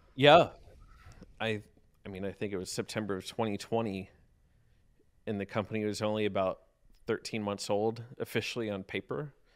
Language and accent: English; South Carolina, United States; also born or lived in Pittsburgh, Pennsylvania; now in Lexington, United States; I was born and raised in South Carolina, um, actually, but spent a ton of time in the Pittsburgh area.